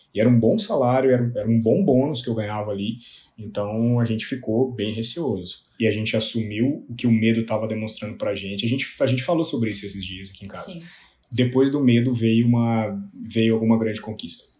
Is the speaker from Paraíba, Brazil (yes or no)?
no; Lavras, Minas Gerais, Brazil; Eu sou de Lavras, do sul de Minas Gerais.